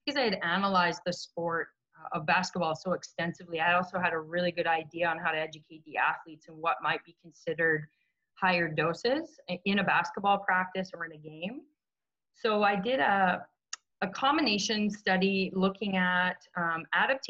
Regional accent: Canada; being Canadian

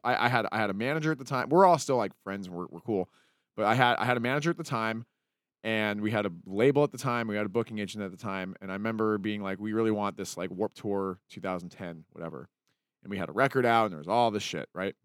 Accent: Salt Lake City, Utah, United States; when I was growing up in Salt Lake

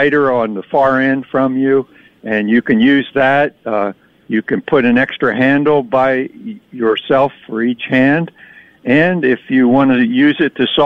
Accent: rural New Jersey, United States; also born or lived in New York City; now in West Virginia, United States; I was born in New York City and lived there till age 2. Family moved out to New Jersey, in rural New Jersey

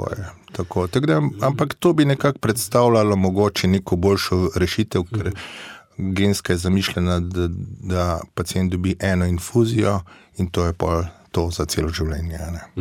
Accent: Slovenia

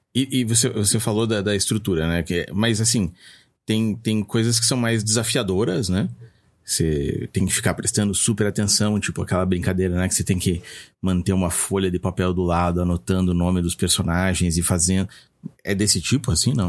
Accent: Brazil; accent: Brazilian; Eu vou ler com o meu sotaque brasileiro mesmo

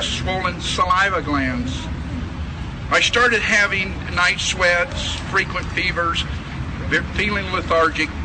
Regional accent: Bakersfield, California, United States; I was raised in Bakersfield, California, on the farm which my father started in the 40s

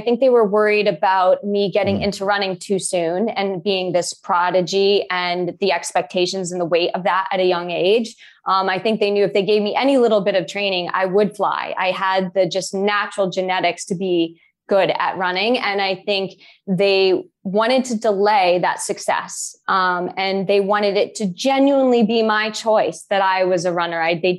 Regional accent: Boulder, Colorado, United States; I grew up in Boulder, Colorado for the first 5 years of my life. And I grew up running up in the mountains and into the Flatiron Hills.

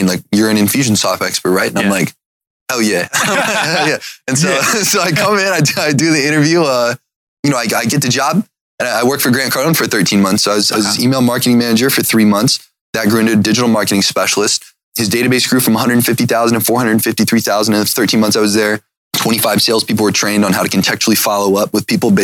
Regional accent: Cuyahoga Falls, Ohio, United States; moved away; I grew up in Ohio, in Cuyahoga Falls

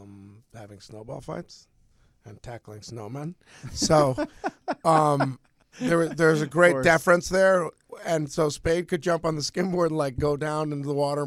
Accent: Connecticut, United States; Sandler's like, where are you from? You sound familiar. I'm like, Connecticut.

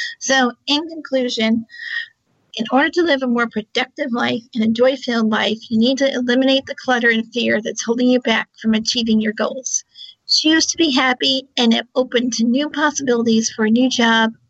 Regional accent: Charlottesville, Virginia, United States; I'm also from Charlottesville, Virginia, on the East Coast of the U.S.

